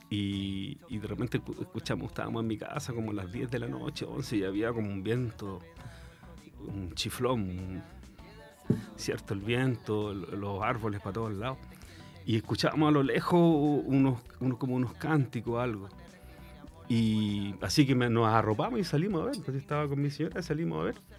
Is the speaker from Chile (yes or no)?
yes; San Bernardo, Santiago Metropolitan Region, Chile; moved away as an adult; also born or lived in Concepción, Chile; now in San Pedro de la Paz, Chile; Yo nací en San Bernardo